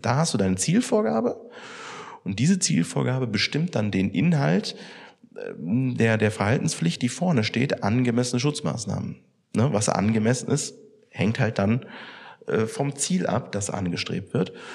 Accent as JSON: {"language": "German", "country": "Germany", "said": "bei uns in Deutschland"}